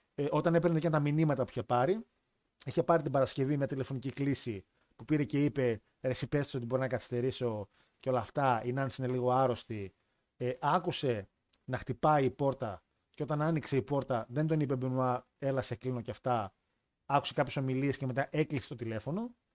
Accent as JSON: {"language": "Greek", "town": "Thessaloniki", "region": "Central Macedonia", "country": "Greece"}